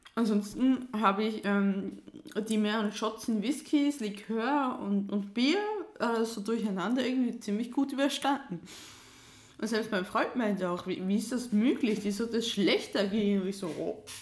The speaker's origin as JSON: {"language": "German", "country": "Switzerland", "said": "als Schweizerin"}